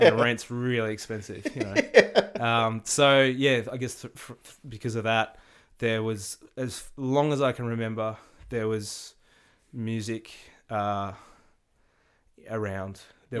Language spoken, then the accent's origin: English; Hobart, Tasmania, Australia; I grew up in Hobart, Tasmania.